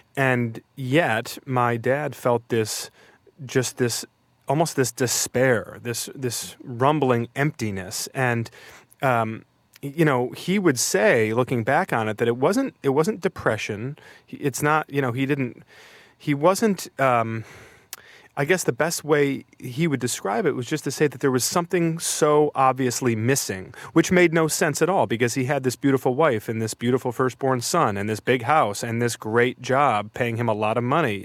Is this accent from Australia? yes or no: no; outside of Detroit, Michigan, United States; My hometown is at the intersection of two highways, uh, outside of Detroit.